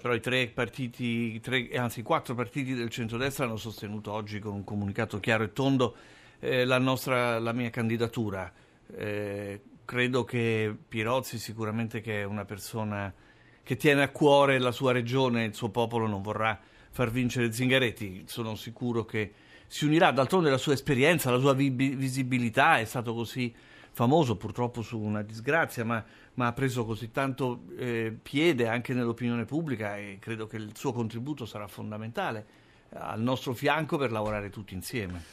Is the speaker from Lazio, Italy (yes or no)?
yes; Rome, Lazio, Italy; moved away as an adult; also born or lived in Milan; sono italiano, sono romano, sono nato a Roma, ho vissuto, studiato, ho lavorato a Roma